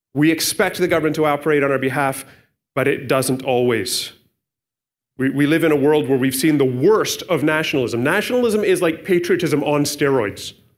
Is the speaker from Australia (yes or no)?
no; Canada; we're Canadian. And I'm grateful to be a Canadian. It's my citizenship.